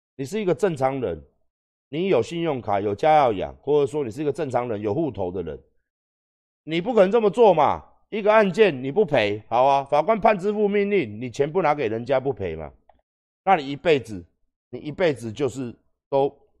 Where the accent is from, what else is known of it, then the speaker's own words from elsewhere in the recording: Taiwan; 我们台湾人